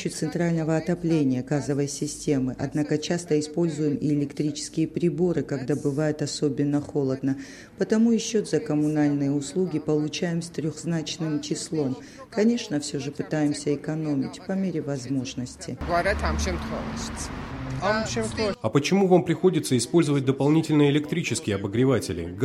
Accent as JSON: {"language": "Russian", "town": "Gagra", "region": "Abkhazia", "country": "Georgia", "said": "Дело в том, что я беженка из Абхазии. Раньше жила в Гаграх."}